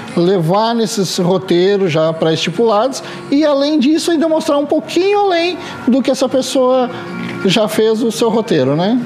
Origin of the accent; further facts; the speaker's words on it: Gramado, Rio Grande do Sul, Brazil; also born or lived in Lages, Santa Catarina; eu sou natural de Lages, Santa Catarina, mas já resido em Gramado há 45 anos